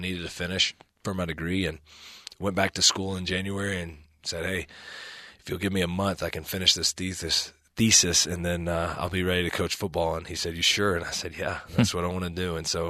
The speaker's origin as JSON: {"language": "English", "town": "Birmingham", "region": "Alabama", "country": "United States", "lives_now": "Provo, United States", "said": "I tell people all the time, I come from the Bible Belt in Birmingham and south in the southeastern United States, so very conservative part of the country."}